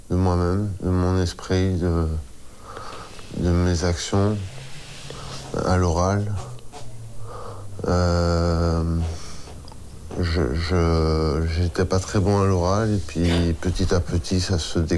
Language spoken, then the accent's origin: French; Sanguinet, Nouvelle-Aquitaine, France; also born or lived in Poitiers / Pompignac; Moi je suis né à Poitiers et euh, mes parents ont déménagé à Sanguinet après. Et après j'ai vécu euh, en 81, on a déménagé à Pompignac.